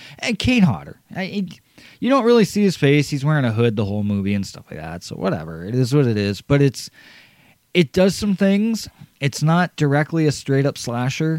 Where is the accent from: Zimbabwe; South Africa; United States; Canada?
Canada; For my home country